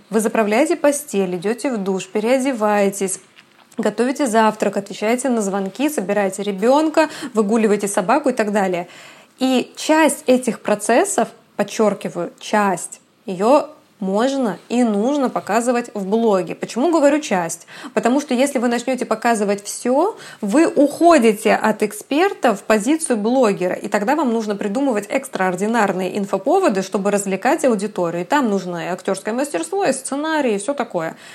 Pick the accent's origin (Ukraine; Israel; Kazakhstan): Kazakhstan; now in Kaliningrad, Russia; мне 32 годика, и родом я из Казахстана, а Калининград — это уже пятый город в моей жизни.